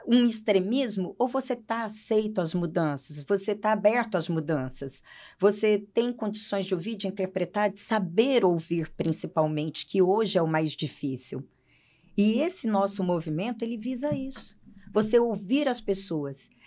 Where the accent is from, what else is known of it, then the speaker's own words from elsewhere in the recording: Roraima, Brazil; also born or lived in Paraná, Brazil; Eu nasci no Paraná e vim para Roraima com sete anos de idade.